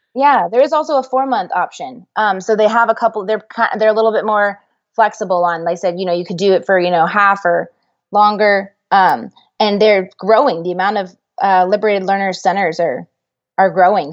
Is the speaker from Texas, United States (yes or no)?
yes; Dallas, Texas, United States; I'm from Dallas